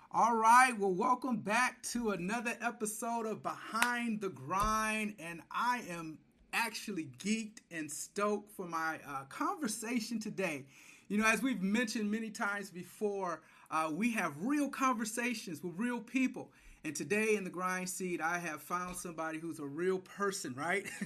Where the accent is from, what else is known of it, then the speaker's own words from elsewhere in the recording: Detroit, Michigan, United States; now in Atlanta, United States; I'm living in Atlanta now, but I'm from Michigan and Detroit